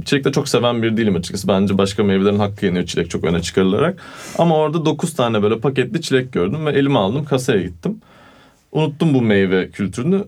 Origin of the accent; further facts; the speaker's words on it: Turkey; first language Turkish; also born or lived in Italy; Türk'üm dedim.